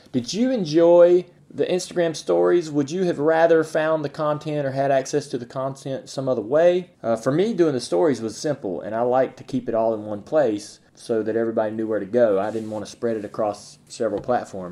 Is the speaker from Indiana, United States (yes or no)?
no; North Carolina, United States; I'm from North Carolina